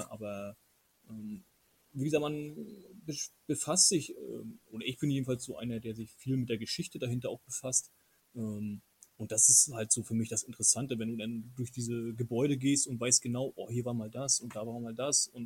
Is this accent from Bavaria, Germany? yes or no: no; Mecklenburg-Vorpommern, Germany; ich komme aus Mecklenburg, das ist halt hier so Dorf an Dorf und ähm, ich selber bin auch auf dem, oder in der Kleinstadt groß geworden